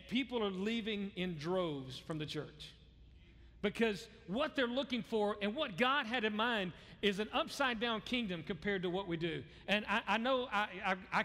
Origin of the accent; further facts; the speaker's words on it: the South, United States; I grew up in the South. I'm from the South